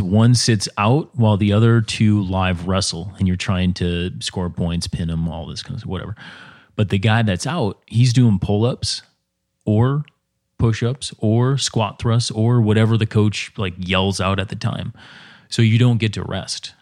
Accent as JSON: {"language": "English", "region": "Minnesota", "country": "United States", "tie": "born or raised there", "said": "the way I was raised in Minnesota"}